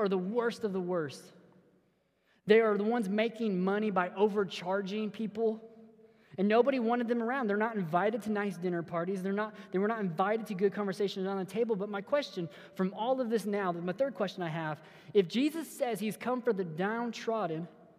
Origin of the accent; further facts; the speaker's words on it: Missouri, United States; we're from Missouri